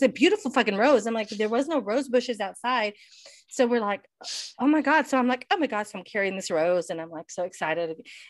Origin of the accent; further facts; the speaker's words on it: Dallas, Texas, United States; moved away; we just moved here, but originally we're from Dallas, but we're here now.